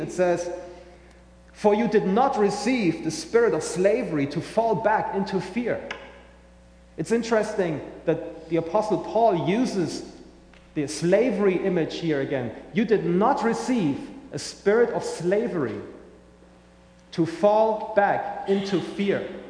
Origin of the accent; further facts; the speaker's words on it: Germany; accent: German; English is a second language; now in St. Johns County, United States; I'm originally from Germany, as you may hear in my accent